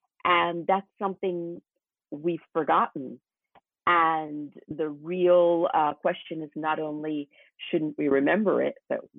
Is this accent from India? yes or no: yes; India; now in United States; I am an Indian-born American.